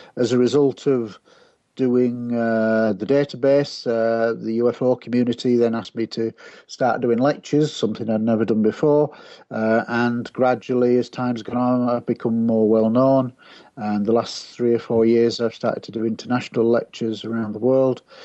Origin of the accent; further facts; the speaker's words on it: Scunthorpe, Yorkshire and the Humber, United Kingdom; my hometown of Scunthorpe